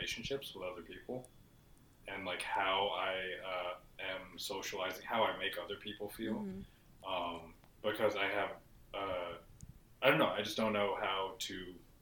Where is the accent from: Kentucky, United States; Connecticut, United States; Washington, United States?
Washington, United States; Seattle; I'm from Seattle, I'm Filipino